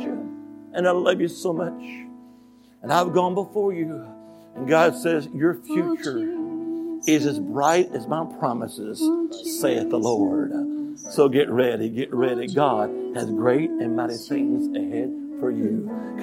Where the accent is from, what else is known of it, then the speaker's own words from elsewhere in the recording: Alabama, United States; now in Virginia, United States; But originally, I'm from the Holy Land. Amen. Alabama.